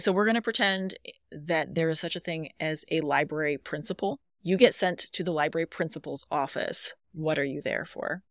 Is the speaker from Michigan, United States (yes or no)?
yes; Lowell, Michigan, United States; moved away as an adult; also born or lived in Boulder, Colorado; I grew up in Lowell